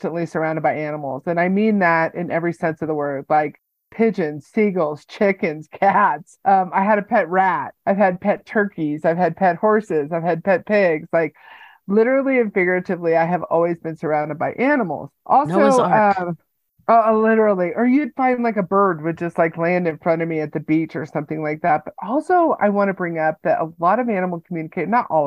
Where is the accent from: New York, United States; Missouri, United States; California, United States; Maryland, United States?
California, United States; now in Colorado Springs, United States; I grew up in California